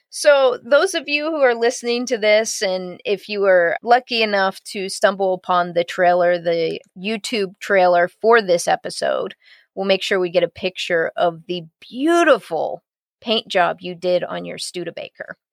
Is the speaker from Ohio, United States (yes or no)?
yes; Columbus, Ohio, United States; My hometown is Columbus, Ohio